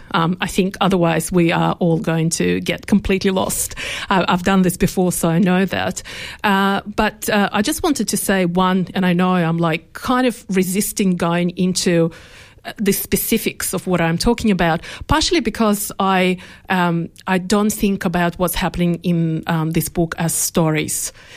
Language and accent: English; Australia; I think I actually want to be thought of as an Australian writer.